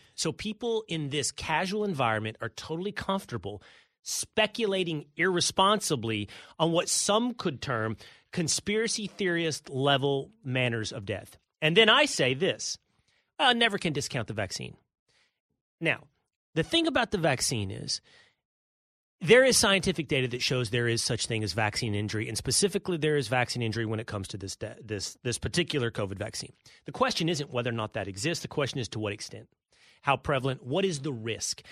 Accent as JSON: {"language": "English", "region": "Texas", "country": "United States", "also_born_or_lived": "New York City", "moved": "as an adult", "said": "I lived in New York City for fifteen years. I now live in Texas, my home state"}